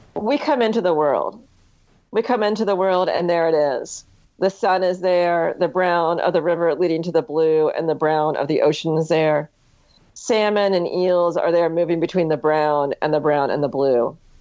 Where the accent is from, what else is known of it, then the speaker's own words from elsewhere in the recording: Ohio, United States; moved away; also born or lived in Hawaii; growing up in Ohio